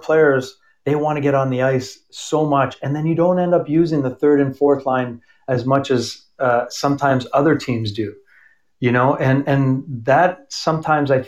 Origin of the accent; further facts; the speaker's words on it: Toronto, Ontario, Canada; also born or lived in Montreal; I'm from Toronto, and I was born in Montreal